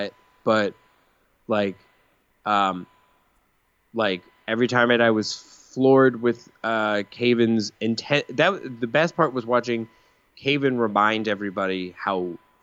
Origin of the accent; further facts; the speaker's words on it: Colorado, United States; moved away; when I was in high school, I was in Colorado